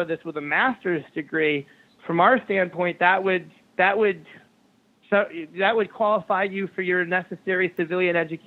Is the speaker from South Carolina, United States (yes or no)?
no; upstate New York, United States; I'm a New Yorker, a proud New Yorker. Now, I'm not from your part of New York. I'm from upstate